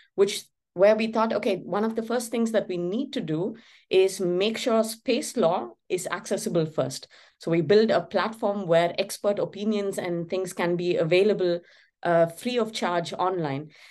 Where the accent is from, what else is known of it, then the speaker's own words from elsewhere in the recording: Chennai, Tamil Nadu, India; my hometown, Chennai